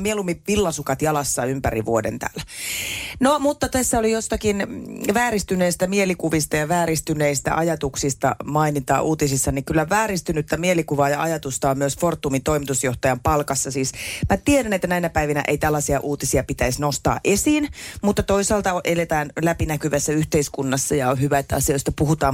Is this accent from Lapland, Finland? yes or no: no; Hämeenkyrö, Pirkanmaa, Finland